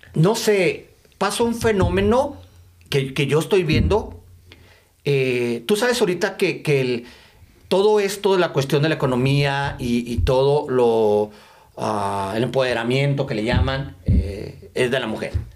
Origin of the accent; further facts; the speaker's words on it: Chihuahua, Mexico; moved away; also born or lived in El Paso; soy de Chihuahua